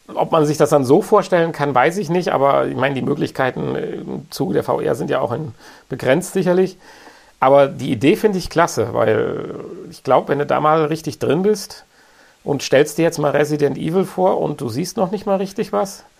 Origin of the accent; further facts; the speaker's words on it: Germany; bei uns in Deutschland